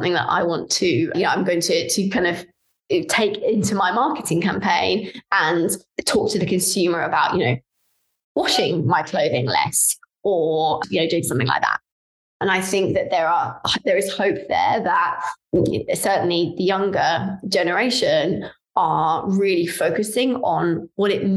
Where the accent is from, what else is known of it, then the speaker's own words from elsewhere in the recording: London, United Kingdom; I'm from London, I'm a Londoner